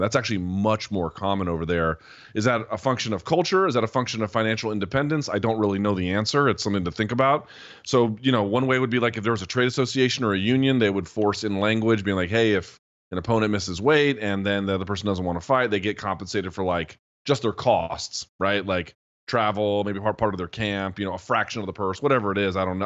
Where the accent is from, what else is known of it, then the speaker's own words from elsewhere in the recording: United States; asking as an American who's been to Canada a few times